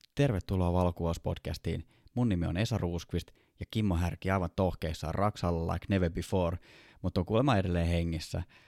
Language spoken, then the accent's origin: Finnish; Kouvola, Kymenlaakso, Finland; now in Helsinki, Finland; mä oon Kouvolasta